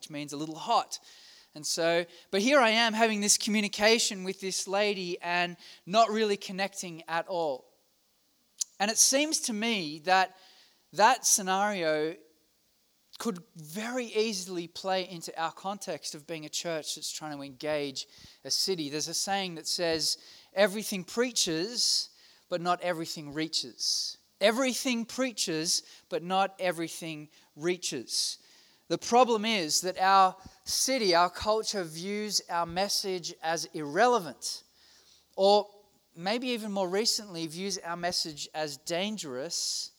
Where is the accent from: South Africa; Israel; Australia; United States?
Australia; I'm from Australia.